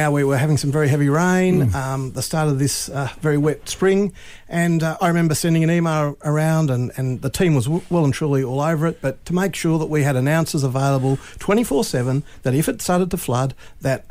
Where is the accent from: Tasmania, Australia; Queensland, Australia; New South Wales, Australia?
Tasmania, Australia; Launceston; moved away as an adult; also born or lived in Adelaide / Melbourne; I grew up in Launceston, and I moved away for a dozen years, and then I came back in my early 40s to take this role on.